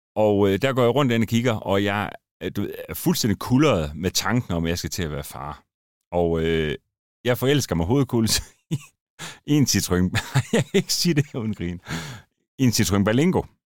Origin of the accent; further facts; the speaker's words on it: Randers, Central Denmark Region, Denmark; moved away; Jeg er oprindelig fra Randers, så det skinner lidt igennem en gang imellem